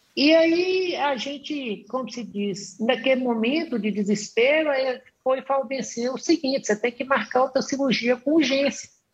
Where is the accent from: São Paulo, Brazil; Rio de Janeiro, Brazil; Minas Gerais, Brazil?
Minas Gerais, Brazil; Montes Claros; Eu sou de Minas, eu sou do norte de Minas, da cidade de Montes Claros